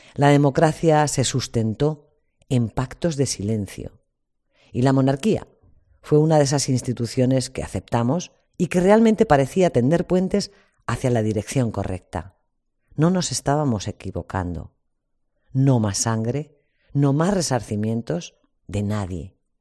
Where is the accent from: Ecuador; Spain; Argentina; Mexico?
Spain; Como españoles